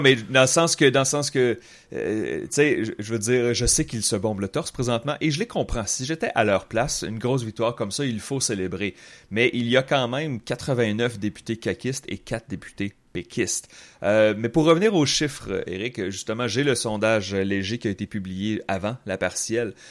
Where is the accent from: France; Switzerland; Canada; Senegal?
Canada; Quebec City, Quebec; j'ai grandi à Québec